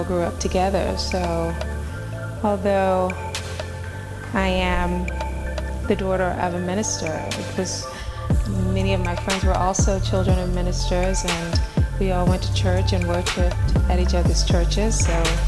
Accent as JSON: {"language": "English", "town": "Little Rock", "region": "Arkansas", "country": "United States", "tie": "born or raised there", "said": "Well, I think I pretty much had a very normal childhood. I grew up in the church."}